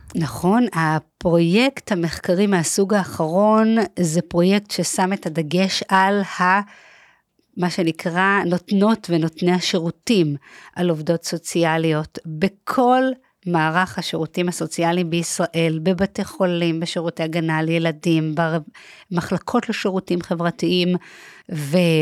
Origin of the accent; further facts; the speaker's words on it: Herzliya, Tel Aviv District, Israel; השכונה שגדלתי בה הייתה שכונת נווה עמל, שביב, בהרצליה